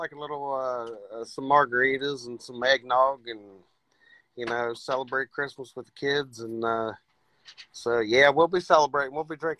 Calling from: Ohio, United States

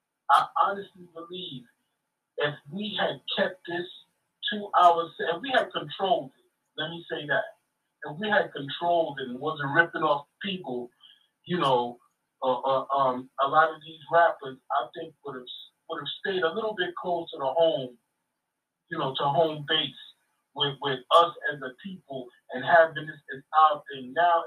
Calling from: Wasaic, New York, United States; I'm calling from Wasaic, New York, okay.

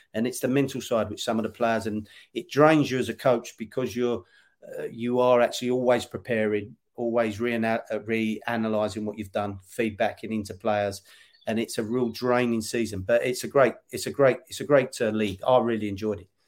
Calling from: London, United Kingdom; I'm calling you from, well, uh, London, but Faden, it's more Essex side of London

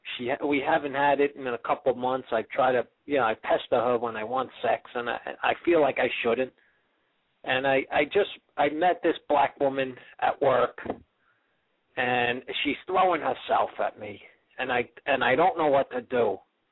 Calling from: Manhattan, New York, United States; I'm out in Manhattan.

